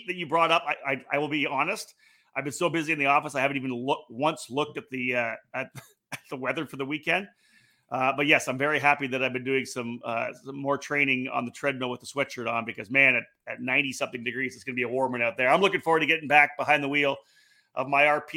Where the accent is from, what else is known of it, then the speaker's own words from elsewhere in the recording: Canada; I'm from Canada